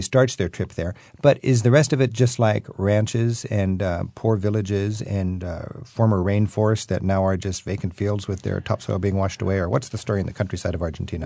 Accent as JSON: {"language": "English", "country": "United States", "said": "I'm such an American"}